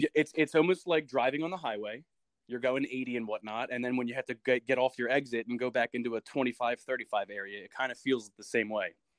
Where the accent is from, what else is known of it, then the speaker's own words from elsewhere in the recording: New Jersey, United States; I'm from New Jersey, so I grew up in South Jersey, about um 20 minutes from Philadelphia.